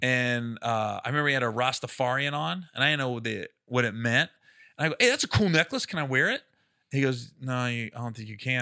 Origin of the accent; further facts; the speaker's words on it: Midwest, United States; I'm from the Midwest, but I live in the cities